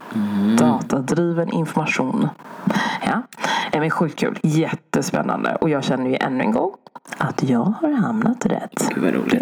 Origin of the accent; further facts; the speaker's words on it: Sweden; jag född i Sverige